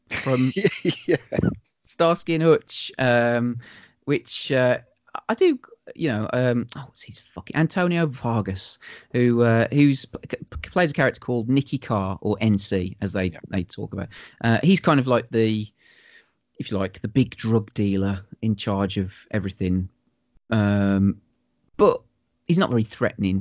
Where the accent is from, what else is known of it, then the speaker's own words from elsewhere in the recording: Wolverhampton, West Midlands, United Kingdom; I'm from Wolverhampton